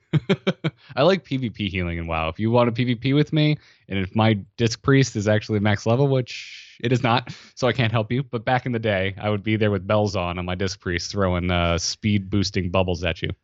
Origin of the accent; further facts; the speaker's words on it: Florida, United States; I grew up in Florida